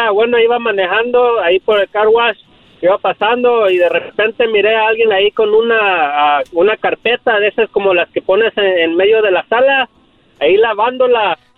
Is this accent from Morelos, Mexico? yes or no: yes; Cuernavaca, Morelos, Mexico; now in California, United States; yo soy Morelos. ¿De Cuernavaca, Morelos.